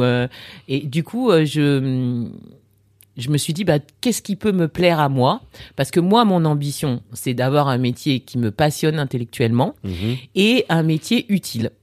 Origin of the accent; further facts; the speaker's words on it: France; moved away as an adult; also born or lived in Burkina Faso / Lyon, France / Paris, France; now in Abidjan, Côte d'Ivoire; je suis née en France. D'accord. J'ai vécu une petite partie de, mon enfance en Afrique. Ensuite, je suis rentrée en Au France